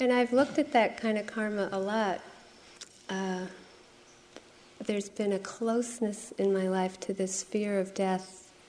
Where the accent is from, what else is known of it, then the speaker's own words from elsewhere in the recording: Framingham, Massachusetts, United States; this place where I grew up in Framingham, Massachusetts by lake